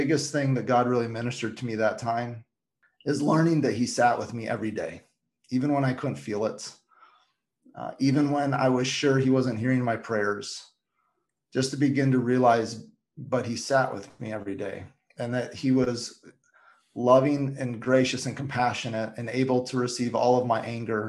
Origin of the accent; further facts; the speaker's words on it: Michigan, United States; moved away; my hometown of Michigan